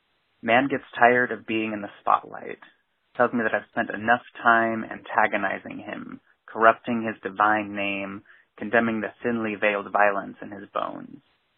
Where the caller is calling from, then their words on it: Salem, Oregon, United States; I'm calling from Salem, Oregon.